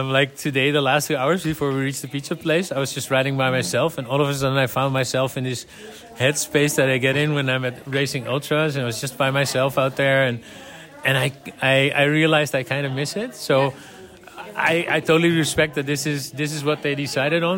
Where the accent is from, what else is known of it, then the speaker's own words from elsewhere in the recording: Netherlands; I'm from the Netherlands